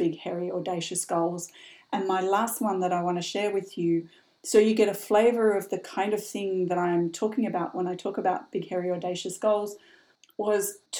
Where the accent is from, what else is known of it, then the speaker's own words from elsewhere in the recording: Brisbane, Queensland, Australia; moved away as an adult; also born or lived in Sydney / London; my hometown, which for those of you from Australia listening, was Brisbane in the mid-80s